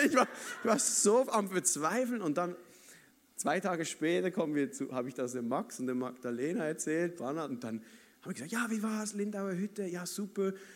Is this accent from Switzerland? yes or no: yes; Basel, Basel-Stadt, Switzerland; ich bin ja Schweizer, oder, aber ich komme aus Basel, da hat's keine Berge und so